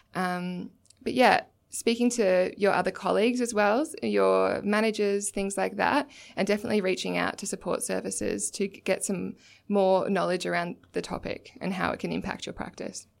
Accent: Torquay, Victoria, Australia; I'm from Torquay in Victoria

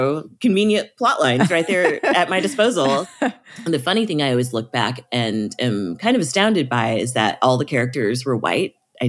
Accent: Midwest, United States; I don't know how you feel about growing up in the Midwest, but I feel like our options weren't really presented to us very clearly.

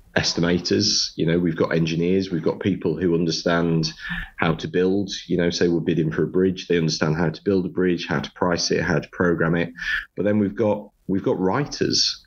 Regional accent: Sunderland, North East England, United Kingdom; moved away as an adult; also born or lived in Loughborough; born and raised in Sunderland

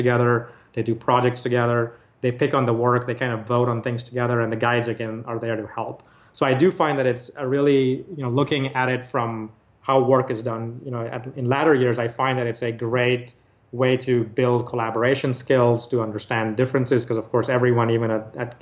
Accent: Nigeria; moved away; I grew up in Nigeria

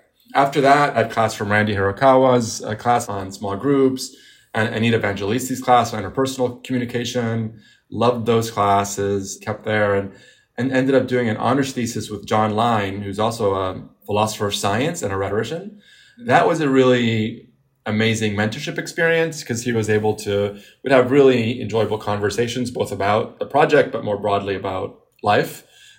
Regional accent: Beirut, Beirut Governorate, Lebanon; now in United States; I was coming again from Beirut and seeing the difference in media coverage in the Middle East and here. Since we came to the United States, often I would see it.

